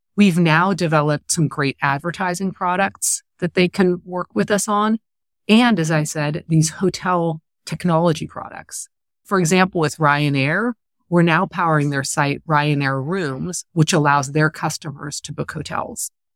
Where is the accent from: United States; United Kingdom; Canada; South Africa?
United States; California; moved away; also born or lived in Paris, France; a Californian who lived in Paris for many years